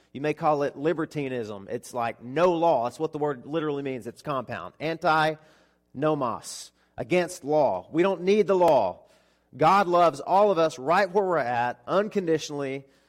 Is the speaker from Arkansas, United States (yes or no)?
yes; Arkansas, United States; moved away as an adult; also born or lived in Florida; nine hundred miles away from where I grew up. So I moved from Arkansas to Florida